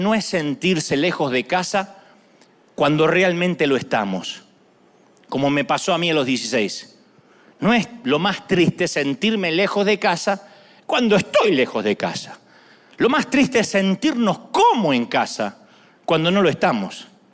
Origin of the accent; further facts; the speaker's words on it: Argentina; Yo soy argentino.